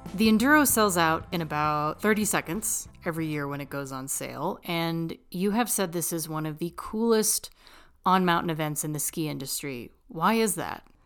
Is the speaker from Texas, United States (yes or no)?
yes; Texas, United States; moved away as an adult; now in Colorado, United States; I'm originally from Texas.